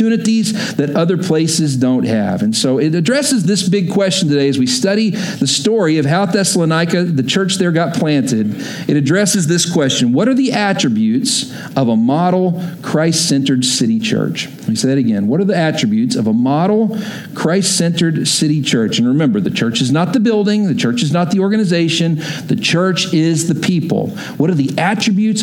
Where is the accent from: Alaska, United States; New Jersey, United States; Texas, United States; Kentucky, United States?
Texas, United States; moved away as an adult; also born or lived in Oklahoma; I grew up in Texas, went to school in Oklahoma.